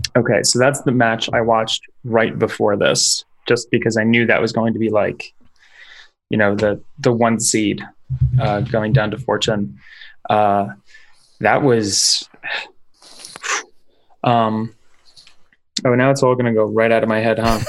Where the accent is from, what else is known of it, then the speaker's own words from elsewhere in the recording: New York, United States; now in Seattle, United States; I'm I'm from New York